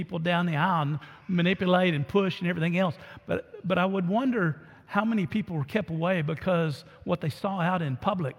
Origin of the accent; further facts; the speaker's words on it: Orange, United States; moved away; as a kid growing up in Orange